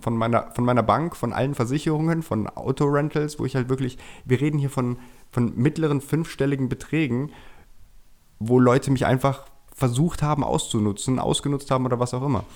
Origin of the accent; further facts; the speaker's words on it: Germany; moved away as an adult; now in Vienna, Austria; ich bin ja gebürtiger Deutscher, wie man wahrscheinlich hört, bin auch dort aufgewachsen, in der Schule gegangen